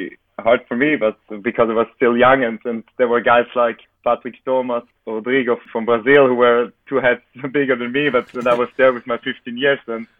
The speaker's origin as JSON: {"language": "English", "country": "Italy", "tie": "born or raised there", "also_born_or_lived": "Vienna, Austria", "moved": "as an adult", "said": "I grew up in Italy, went there for studies to Vienna with 18 years"}